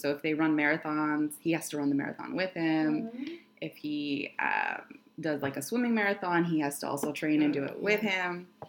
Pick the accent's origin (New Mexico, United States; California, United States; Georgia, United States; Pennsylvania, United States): California, United States; Bay Area; now in Los Angeles, United States; So I am originally from the Bay Area.